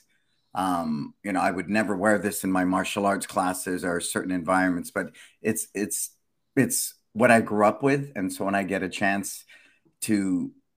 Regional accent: San Francisco, California, United States; I was born and raised in San Francisco.

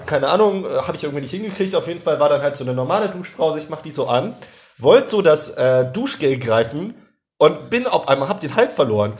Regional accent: Germany; first language German; Weil ich selbst als Deutscher, der deutscheste Deutsche der Deutschen.

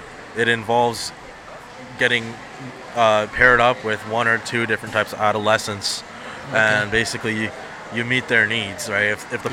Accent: Canada; first language Punjabi; also born or lived in New Delhi, India; I came to Canada as a child, I wasn't born in Canada. Okay. I was born in India, in New Delhi. So I was brought up as, you know, you speak Punjabi at home

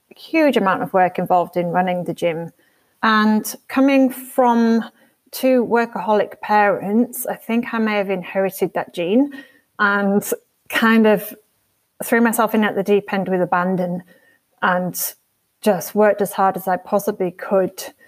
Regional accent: York, Yorkshire and the Humber, United Kingdom; moved away as an adult; also born or lived in Edinburgh / Leeds; now in Australia; I grew up in a place called York, which is in North Yorkshire in northern England, northeast England

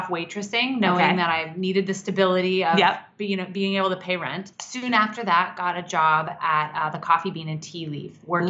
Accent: Kansas, United States; moved away; I grew up in Kansas.

